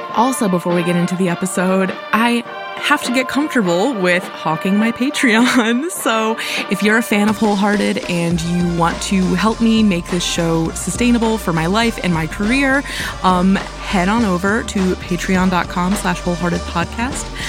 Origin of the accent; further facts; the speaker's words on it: Cleveland, Ohio, United States; in my hometown of Cleveland